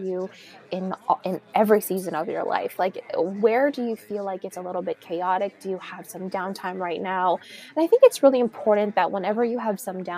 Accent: California, United States; also born or lived in Miami, Florida; now in New York City, United States; Growing up in California and also living in Florida for some time, it was always sunshine.

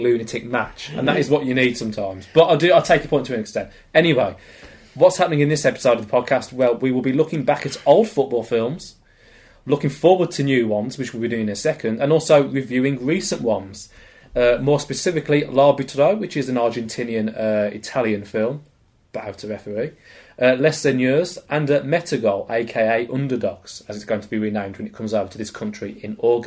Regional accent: England, United Kingdom; being a born and bred Englishman

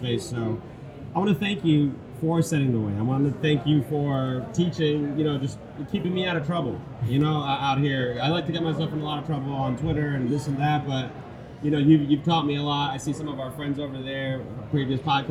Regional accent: New York City, New York, United States; I've grown up here since 1987. And, you know, going through the New York City experience, going through growing up in Elmhurst, growing up in South Ozone Park

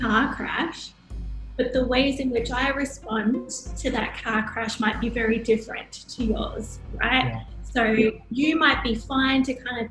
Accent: Sunshine Coast, Queensland, Australia; moved away as an adult; also born or lived in Thailand; now in Hyderabad, India; I'm from Australia originally, from the Sunshine Coast, Queensland, so near the beach

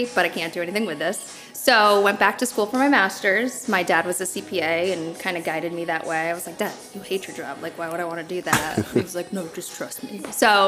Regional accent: Connecticut, United States; I'm from Connecticut

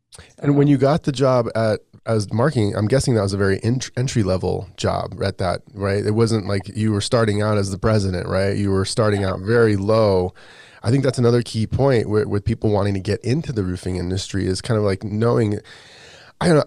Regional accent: Las Vegas, Nevada, United States; I grew up in Vegas

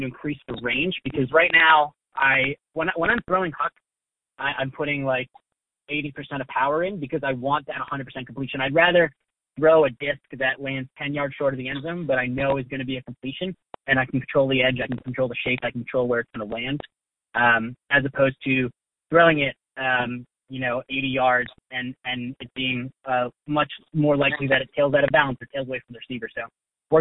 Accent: Boston, Massachusetts, United States; moved away; also born or lived in Philadelphia; I'm from the Boston area

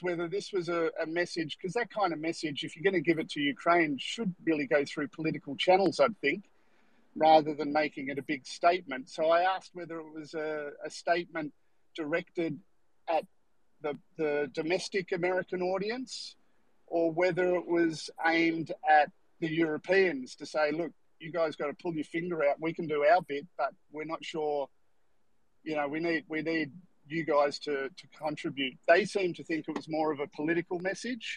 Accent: Australia; I'm from Australia.

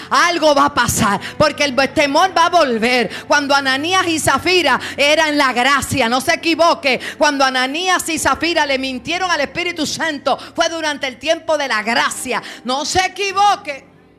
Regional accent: Puerto Rico; como decimos en Puerto Rico

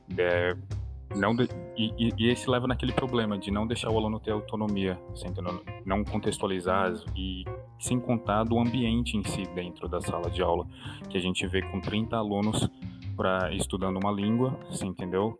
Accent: Brazil; first language Portuguese; eu sou brasileiro, se eu falo português brasileiro como língua nativa

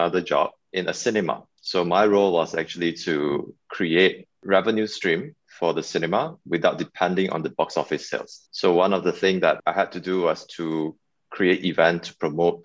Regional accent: Malaysia; I'm from Malaysia

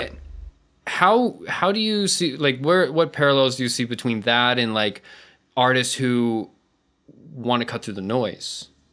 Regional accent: United States; moved away as an adult; now in Madrid, Spain; I'm from the States

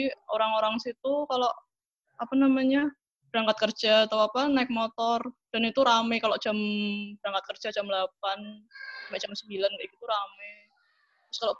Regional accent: Yogyakarta, Special Region of Yogyakarta, Indonesia; Aku asal Jogja.

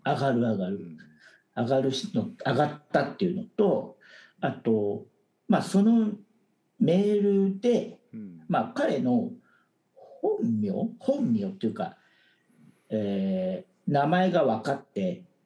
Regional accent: Japan; moved away as an adult; now in Taiwan; 僕は台湾に来たらそれこそ日本人でオフィスで管理職

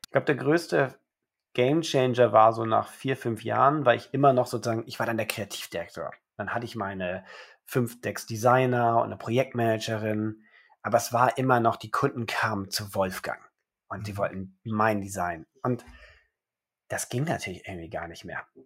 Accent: Germany; also born or lived in Rome, Italy; Geboren in Rom, meine Mama ist Römerin und mein Vater ist Österreicher und er hatte nichts Besseres zu tun, als mich direkt in Rom zum Österreicher zu machen. Aber dann verschleppt er mich nach drei Wochen direkt nach Deutschland, wo ich mein Leben seitdem verbringe

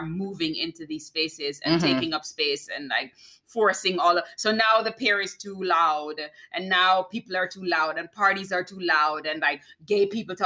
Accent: Jamaica; moved away; I'm Jamaican

